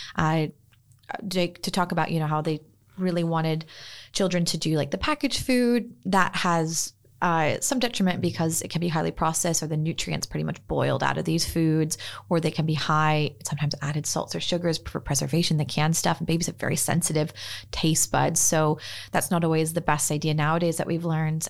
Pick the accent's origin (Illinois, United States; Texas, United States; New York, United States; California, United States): California, United States; Northern; moved away as an adult; also born or lived in Sydney, Australia; now in Freshwater, Australia; I was born and raised in Northern California, but have been, uh, practicing and living in Australia for the last few years